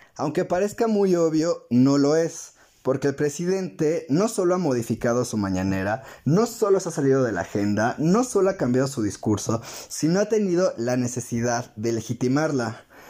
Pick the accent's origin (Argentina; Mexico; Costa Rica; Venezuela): Mexico